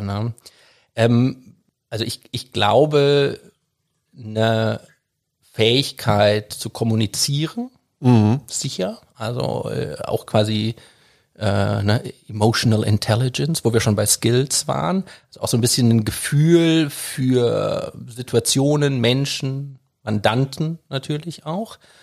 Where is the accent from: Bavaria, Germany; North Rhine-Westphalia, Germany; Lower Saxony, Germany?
North Rhine-Westphalia, Germany; Düsseldorf; also born or lived in London; ich bin in Düsseldorf groß geworden